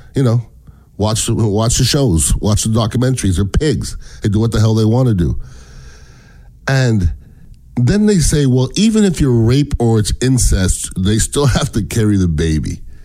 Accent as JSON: {"language": "English", "country": "Canada", "moved": "yes", "lives_now": "United States", "said": "I'm from Canada. Um, I'm an American citizen"}